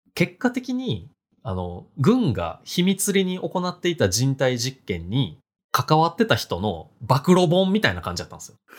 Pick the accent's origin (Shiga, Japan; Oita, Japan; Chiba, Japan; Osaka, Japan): Osaka, Japan; Hirakata; 僕の地元、平パー